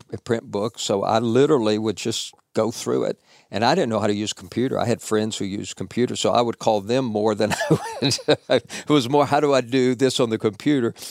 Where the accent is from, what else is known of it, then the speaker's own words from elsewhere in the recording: Nashville, Tennessee, United States; now in Murfreesboro, United States; I grew up in Nashville, born and raised